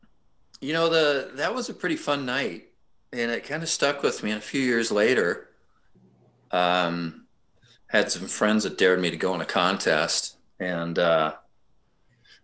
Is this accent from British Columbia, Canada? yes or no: yes; Vancouver, British Columbia, Canada; I'm this Canadian from Vancouver, British Columbia